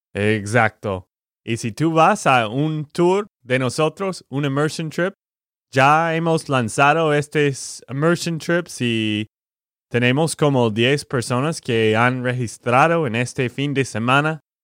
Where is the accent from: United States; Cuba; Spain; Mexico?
United States; Texas; de Texas, Estados Unidos